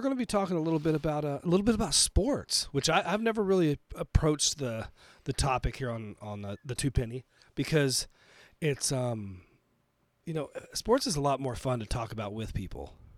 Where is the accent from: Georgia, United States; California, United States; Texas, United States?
Texas, United States; now in Colorado, United States; I was originally born and raised in Texas before I moved to Colorado